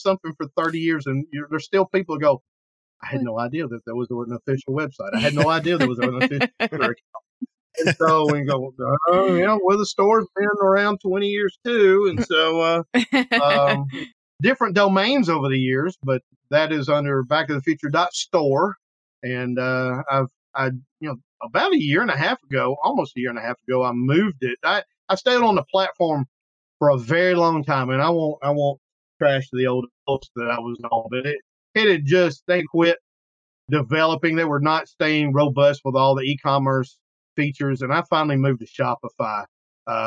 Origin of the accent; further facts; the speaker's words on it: Killen, Alabama, United States; my hometown, which is in Killen, just outside of Florence